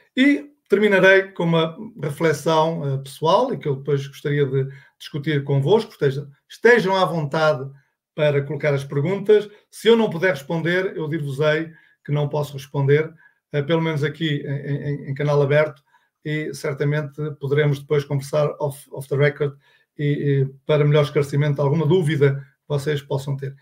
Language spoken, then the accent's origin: Portuguese; Portugal; accent: Portuguese; pelo meu sotaque, sou português, de Portugal